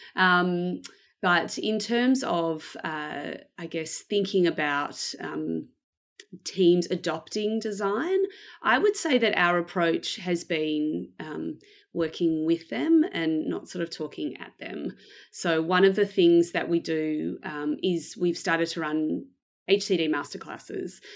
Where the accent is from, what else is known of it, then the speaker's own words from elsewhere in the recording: Melbourne, Victoria, Australia; I am from Melbourne in Australia. Uh, I was born here, um, and I've lived here basically most of my life.